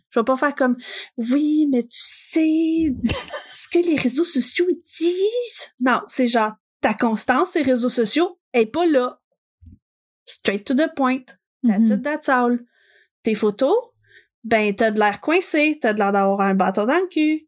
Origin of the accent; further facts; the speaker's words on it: Gatineau, Quebec, Canada; je suis originaire de Gatineau